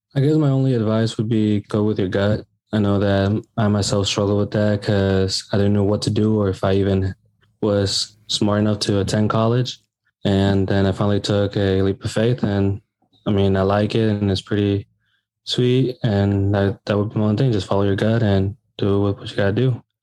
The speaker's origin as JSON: {"language": "English", "town": "Bloomington", "region": "Illinois", "country": "United States", "tie": "born or raised there", "said": "I was born here in Bloomington, Illinois, and raised here."}